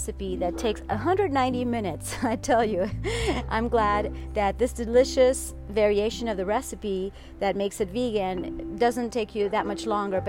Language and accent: English; Venezuela; I am from Venezuela